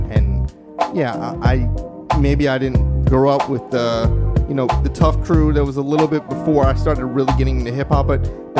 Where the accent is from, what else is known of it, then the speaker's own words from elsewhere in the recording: Philadelphia, Pennsylvania, United States; I'm from there.